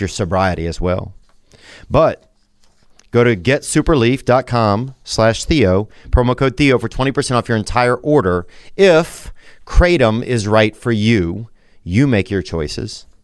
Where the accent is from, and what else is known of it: Louisiana, United States; also born or lived in Nashville; now in Los Angeles, United States